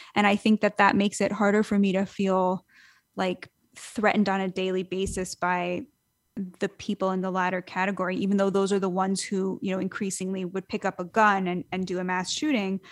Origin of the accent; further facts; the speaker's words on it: United States; I'm an American citizen. I'm an American